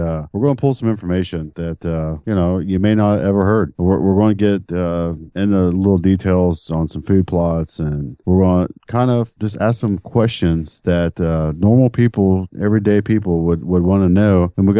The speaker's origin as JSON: {"language": "English", "region": "Ohio", "country": "United States", "tie": "born or raised there", "said": "there's cornfields everywhere here in Ohio. So, you know, I was raised on a farm, and it's in my blood, I guess."}